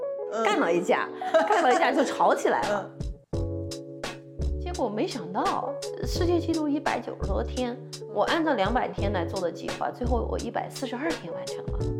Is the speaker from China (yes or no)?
yes; Ziyang, Sichuan, China; 呃，在四川资阳的农村，对，然后这个条件那就肯定很简单嘛，很艰苦嘛